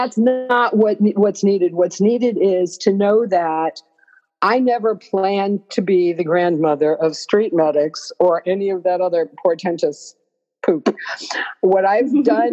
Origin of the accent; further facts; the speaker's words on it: New York, United States; I'm a New Yorker